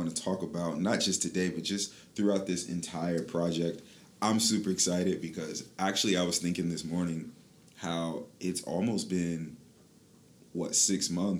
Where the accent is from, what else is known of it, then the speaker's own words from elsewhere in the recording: Michigan, United States; moved away as an adult; now in Florida, United States; I'm from Michigan, and so I've been in Florida for about 10 years